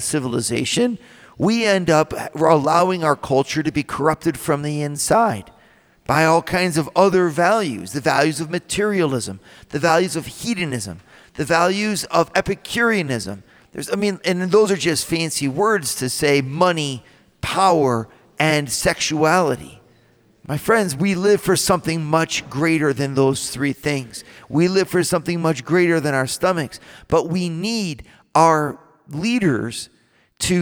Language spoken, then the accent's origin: English; United States; being an American